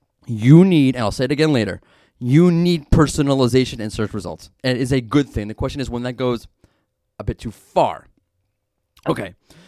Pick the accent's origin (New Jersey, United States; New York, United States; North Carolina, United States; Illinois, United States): New York, United States; New York City; being that I'm from Brooklyn